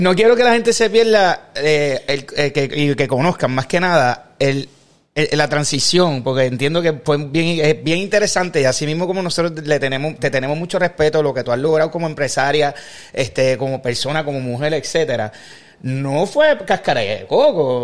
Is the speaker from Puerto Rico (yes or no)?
yes; Puerto Rico; Como puertorriqueño